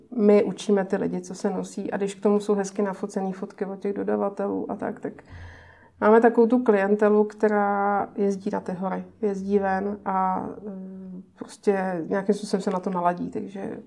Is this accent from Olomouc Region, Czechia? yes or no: no; Pardubice, Pardubice Region, Czechia; now in Prague, Czech Republic; já pocházím z Pardubic